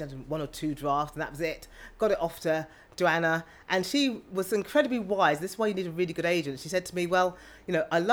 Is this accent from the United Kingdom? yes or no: yes; South East England, United Kingdom; also born or lived in London / Oxfordshire; I have always really lived in the home counties, bar a few years at university at King's.